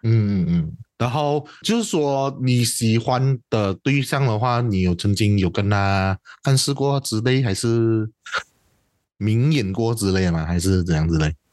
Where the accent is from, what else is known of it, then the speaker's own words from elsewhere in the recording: Peninsular Malaysia, Malaysia; 我是西马人